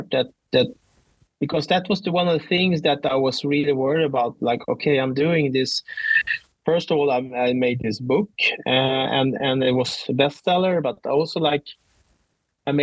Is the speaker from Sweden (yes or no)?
yes; Sweden; I'm from Sweden